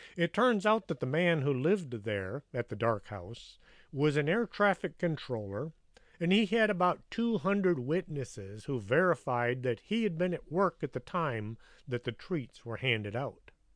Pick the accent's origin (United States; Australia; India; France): United States; near Pasadena, Texas; all living in Pasadena, Texas, which is just up the road from my hometown